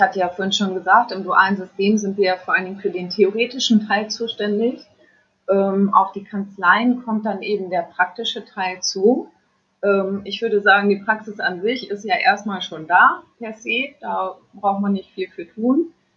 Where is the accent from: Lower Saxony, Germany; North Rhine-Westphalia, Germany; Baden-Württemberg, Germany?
Lower Saxony, Germany; Friesland; also born or lived in Varel; ich komme eigentlich aus Friesland